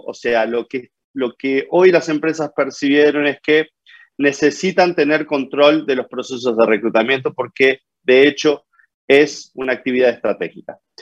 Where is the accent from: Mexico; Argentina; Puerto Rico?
Argentina; La Plata, Buenos Aires Province; moved away as an adult; now in Brazil; soy argentino, eh, pero vivo en, en, Brasil a 11 años. Eh, nací en la ciudad de La Plata, ciudad capital de la provincia